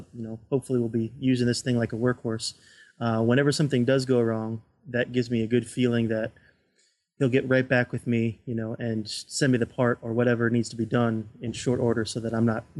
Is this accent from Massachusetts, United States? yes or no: no; Florida, United States; moved away; I'm from Florida originally, and we have family down